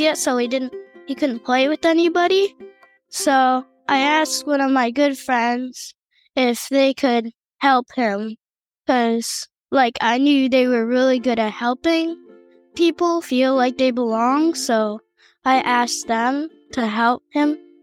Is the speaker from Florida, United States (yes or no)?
yes; Middleburg, Florida, United States; I'm eight years old, and I'm from Middleburg, Florida